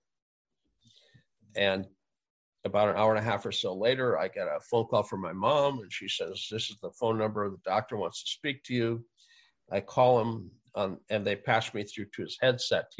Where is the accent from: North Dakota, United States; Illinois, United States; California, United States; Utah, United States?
North Dakota, United States; Fargo; moved away; I grew up in Fargo